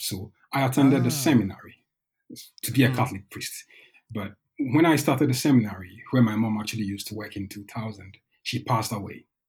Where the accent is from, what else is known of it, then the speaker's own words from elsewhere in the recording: Ghana; moved away as an adult; also born or lived in Norway; now in Bergen, Norway; I'm originally from Ghana. I came to Norway in 2010